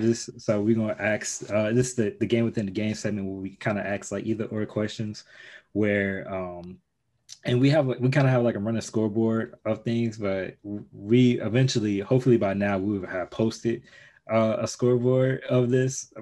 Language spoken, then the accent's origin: English; Chicago, Illinois, United States; now in Indiana, United States; I grew up in Chicago